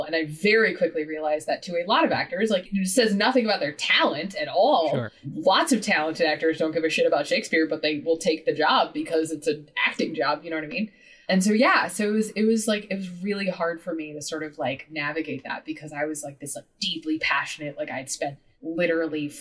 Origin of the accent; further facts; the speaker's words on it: Midwest, United States; moved away as an adult; I grew up in the Midwest.